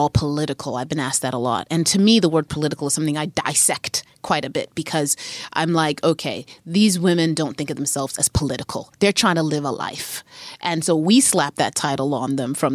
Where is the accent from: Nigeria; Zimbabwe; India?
Zimbabwe; moved away as an adult; also born or lived in Harare; now in United States; I grew up in Zim in the 80s and the 90s